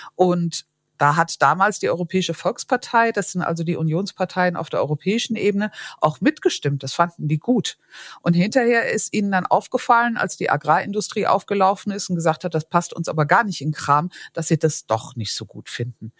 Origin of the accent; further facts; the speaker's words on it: Vorderpfalz, Rhineland-Palatinate, Germany; ich komme aus der Vorderpfalz